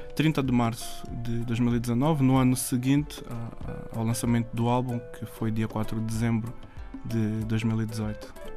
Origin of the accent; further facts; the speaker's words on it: Mem Martins, Lisbon, Portugal; eu sou original de Lisboa, nasci em Portugal, Lisboa, e cresci em Mem Martins